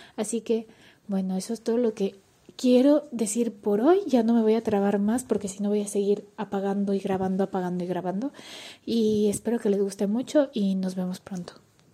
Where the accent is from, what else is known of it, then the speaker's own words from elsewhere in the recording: Ecuador; moved away as an adult; now in Barcelona, Spain; soy ecuatoriana